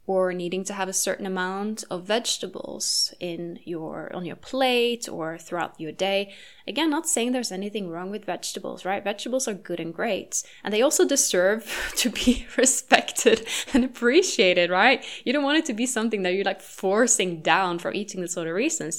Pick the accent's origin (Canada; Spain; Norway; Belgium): Norway; moved away; my home country of Norway